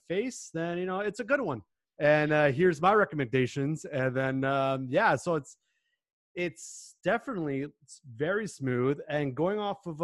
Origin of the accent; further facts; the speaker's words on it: Toronto, Ontario, Canada; I'm born and raised GTA